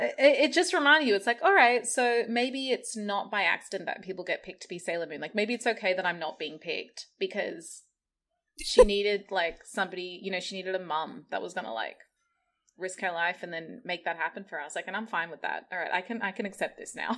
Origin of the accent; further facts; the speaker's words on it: Australia; growing up in Australia